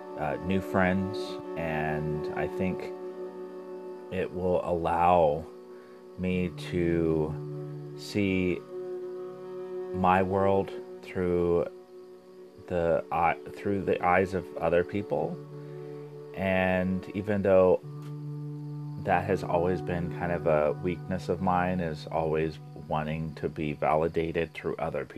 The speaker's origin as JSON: {"language": "English", "town": "Springfield", "region": "Missouri", "country": "United States", "tie": "born or raised there", "said": "I'm from the Midwest, Southwest Missouri. And I was born and raised in a small town of Springfield."}